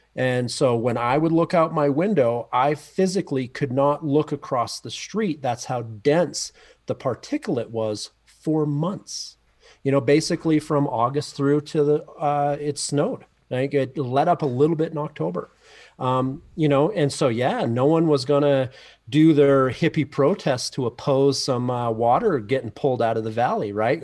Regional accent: Canada; moved away as an adult; now in Mammoth Lakes, United States; being a Canadian coming down to go to school in the U S

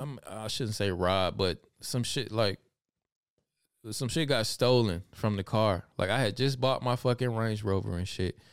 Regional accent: Alabama, United States; now in Germany; I did see hummingbirds growing up in Alabama

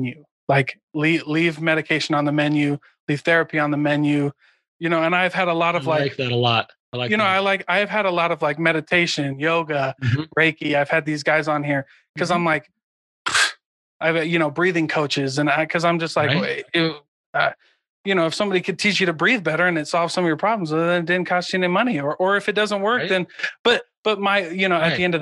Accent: 40 minutes from Hannibal, Missouri, Iowa, United States; I grew up, 40 minutes away from Hannibal, Missouri, where Mark Twain's from

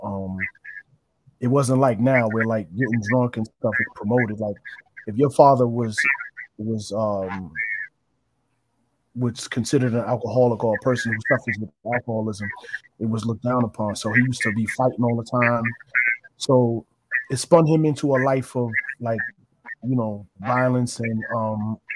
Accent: New Rochelle, New York, United States; from New Rochelle, New York, born and raised. I've been in New Rochelle for 40 plus years

